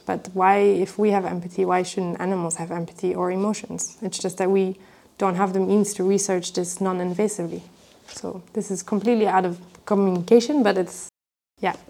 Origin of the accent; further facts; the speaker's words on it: Belgium; in Belgium, I'm from Belgium